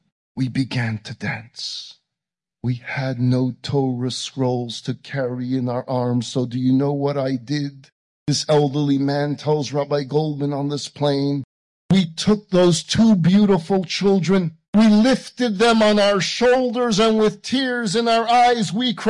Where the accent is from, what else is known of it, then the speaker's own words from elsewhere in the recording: Vilnius, Vilnius County, Lithuania; So I decided to go back to my hometown of Vilna.